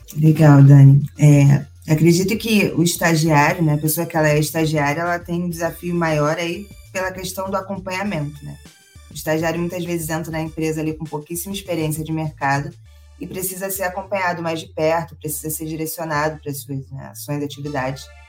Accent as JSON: {"language": "Portuguese", "region": "Rio de Janeiro", "country": "Brazil", "said": "sou carioca, tô aqui no Rio."}